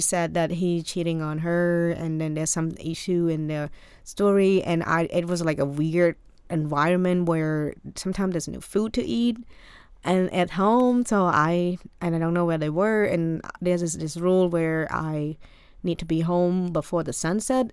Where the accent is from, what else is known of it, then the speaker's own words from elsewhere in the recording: Cambodia; English is a second language; moved away as an adult; also born or lived in Maryland, United States; now in United States; I am from Cambodia